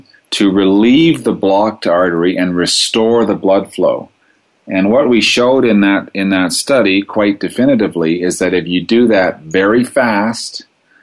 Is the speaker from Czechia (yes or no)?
no; Toronto, Ontario, Canada; moved away as an adult; also born or lived in Montreal, Canada / Ottawa, Canada; now in Calgary, Canada; I grew up in Toronto, which is in Ontario in Canada